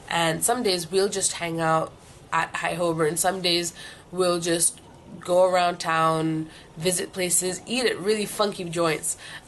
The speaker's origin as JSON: {"language": "English", "town": "New Delhi", "region": "Delhi", "country": "India", "also_born_or_lived": "Singapore / Vietnam / Philippines", "lives_now": "London, United Kingdom", "said": "Originally I'm from New Delhi, India, but I've lived all over Southeast Asia. I've lived in Singapore, then I moved to Vietnam, then the Philippines, then came back to Singapore, and now I'm here in London"}